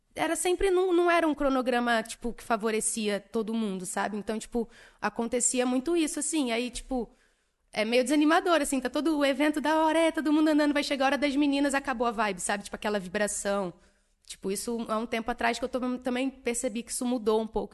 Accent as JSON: {"language": "Portuguese", "town": "Niterói", "region": "Rio de Janeiro", "country": "Brazil", "said": "Eu sou de Niterói, RJ"}